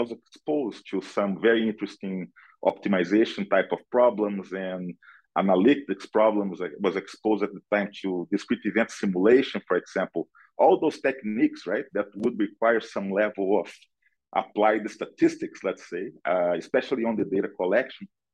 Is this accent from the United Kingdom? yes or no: no; Brazil; moved away as an adult; now in United States; I'm originally from Brazil. I live in the US for about 17 years now.